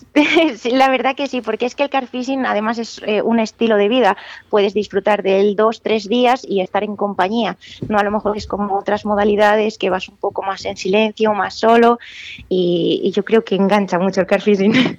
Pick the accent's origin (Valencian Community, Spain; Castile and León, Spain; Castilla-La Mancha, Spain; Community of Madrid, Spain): Castile and León, Spain; Benavente; soy de Benavente, tengo la gran suerte de estar rodeada de ríos